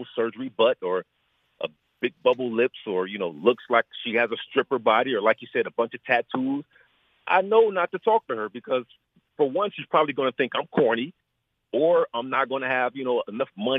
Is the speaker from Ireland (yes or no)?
no; Ohio, United States; moved away as an adult; now in Los Angeles, United States; I grew up in Ohio